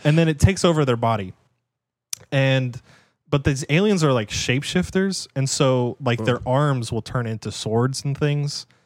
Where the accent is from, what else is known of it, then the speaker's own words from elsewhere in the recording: United States; as an American